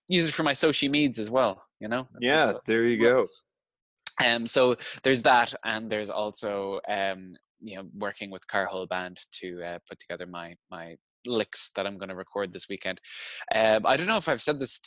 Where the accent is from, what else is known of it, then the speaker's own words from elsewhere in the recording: Limerick, Munster, Ireland; We're working in his studio in my hometown of Limerick City